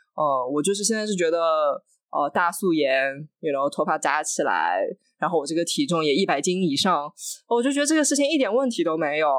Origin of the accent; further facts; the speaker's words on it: China; moved away as an adult; also born or lived in France / Austria; now in United States; 作为一个中国人，中国媒体人，在美国工作，在外媒工作